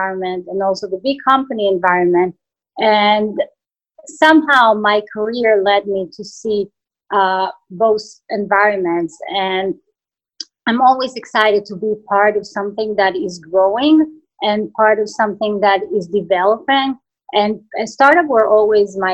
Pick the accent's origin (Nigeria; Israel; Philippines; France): Israel; English is a second language; moved away as an adult; I come from Israel, and even though I worked with US companies in Israel